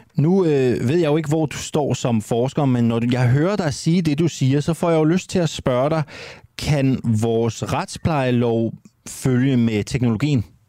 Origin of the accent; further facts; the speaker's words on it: Randers, Central Denmark Region, Denmark; vi skal tur til min hjemby, vi skal en tur til min fødeby, vi skal til Randers